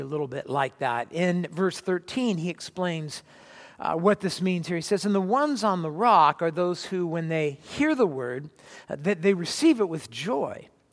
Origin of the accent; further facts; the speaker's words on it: California, United States; Where I grew up in California, we had, uh, red clay